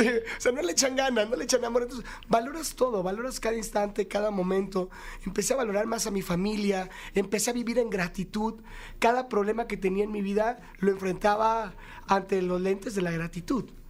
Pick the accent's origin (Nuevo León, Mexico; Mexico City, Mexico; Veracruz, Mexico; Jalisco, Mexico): Nuevo León, Mexico; Monterrey; Soy de provincia, soy de Monterrey, Nuevo León